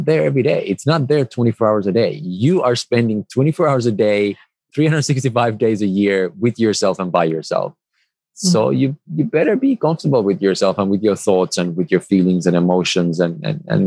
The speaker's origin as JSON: {"language": "English", "country": "Finland", "moved": "yes", "said": "I come originally from Finland"}